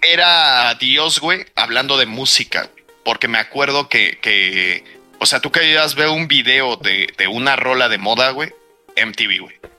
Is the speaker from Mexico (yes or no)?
yes; Mexico; como buen mexicano